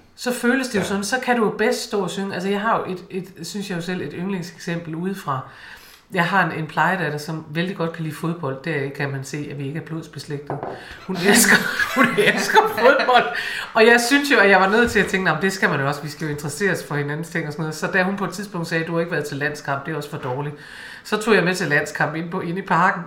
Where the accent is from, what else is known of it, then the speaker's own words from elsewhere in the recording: Aalborg, North Denmark Region, Denmark; snakke ligesom hjemme i Aalborg